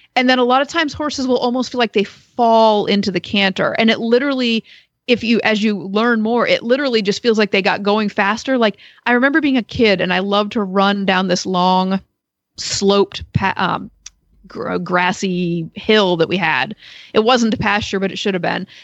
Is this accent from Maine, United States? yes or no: yes; Maine, United States; now in Perrysville, United States; I was growing up in Maine